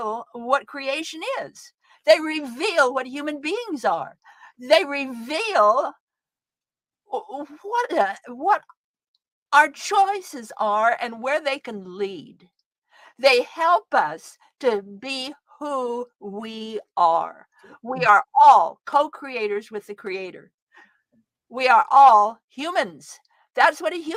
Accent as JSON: {"language": "English", "region": "Idaho", "country": "United States", "said": "I'm from Idaho."}